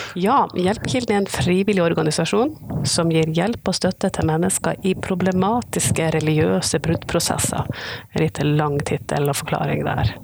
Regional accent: Northern Norway, Norway; jeg er nordlending

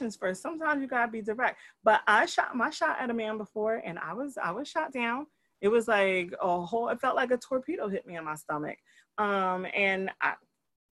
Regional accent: New Jersey, United States; I'm a Jersey girl. And I'm like, don't call me nothing else but a Jersey girl. I'm from Jersey

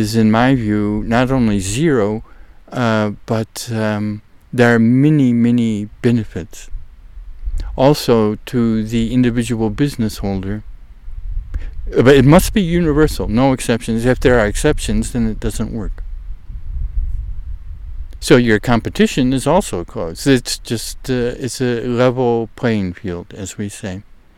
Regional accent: United States; also born or lived in Netherlands; a young, naive American like myself

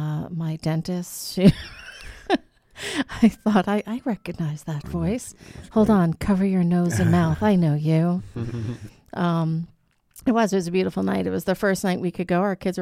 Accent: New York, United States; Well, that's just because I was brought up on Long Island.

